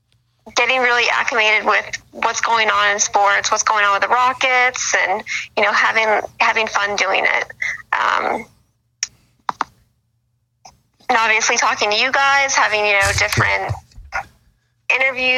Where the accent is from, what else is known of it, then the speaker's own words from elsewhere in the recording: Boston, Massachusetts, United States; moved away as an adult; now in Los Angeles, United States; I'm originally from Boston. That's where I grew up, but I've been living in LA for about 5 years now